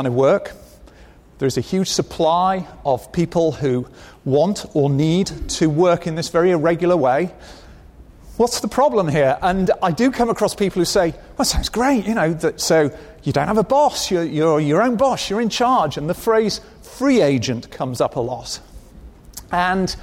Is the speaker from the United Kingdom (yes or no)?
yes; United Kingdom; I am British